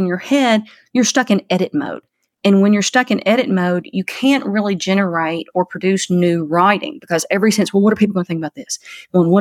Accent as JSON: {"language": "English", "country": "United States", "tie": "born or raised there", "moved": "yes", "said": "my hometown where I grew up in Christian County"}